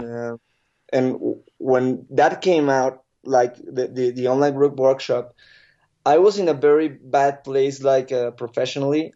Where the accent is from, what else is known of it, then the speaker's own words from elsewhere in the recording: State of Mexico, Mexico; I'm normally say that I'm from Mexico City because, but, but I'm from a little outside. It's, it's called, uh, State of Mexico.